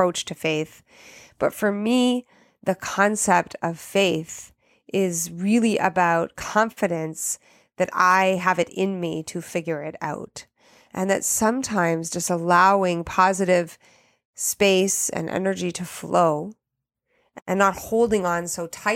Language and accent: English; Canada; moved away as an adult; also born or lived in Italy; I'm Canadian and learned French in school